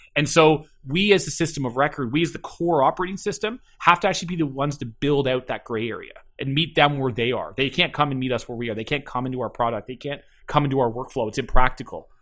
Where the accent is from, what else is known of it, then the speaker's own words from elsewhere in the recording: Keswick, Ontario, Canada; also born or lived in Toronto; grew up just north of Toronto in a little town called, uh, called Keswick